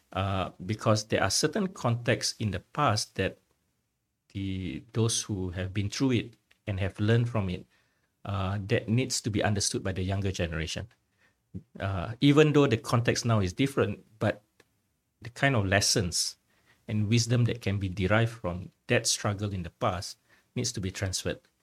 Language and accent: English; Singapore; my Singaporean identity